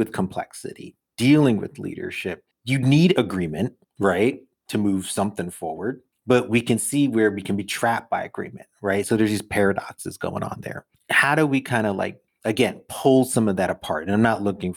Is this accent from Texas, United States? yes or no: no; New York, United States; I'm from New York.